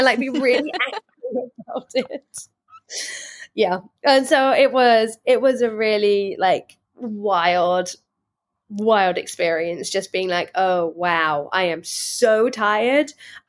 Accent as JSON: {"language": "English", "region": "England", "country": "United Kingdom", "said": "I'm from England. I don't know."}